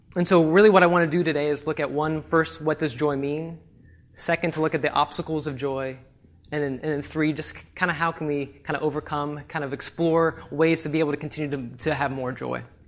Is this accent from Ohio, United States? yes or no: yes; Ohio, United States; moved away as an adult; I'm from Ohio